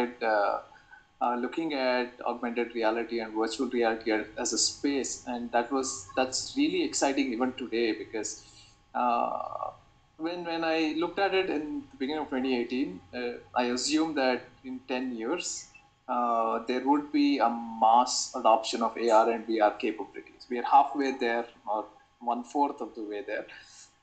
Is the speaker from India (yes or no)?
yes; Bangalore, Karnataka, India; also born or lived in Rutgers, New Jersey, United States; because I'm from Bangalore, I chose to move back and explore opportunities here